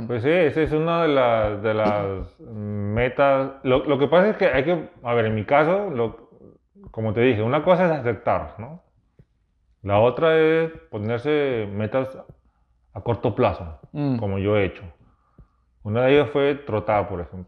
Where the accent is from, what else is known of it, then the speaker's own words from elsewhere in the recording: Peru; moved away; yo vengo de Perú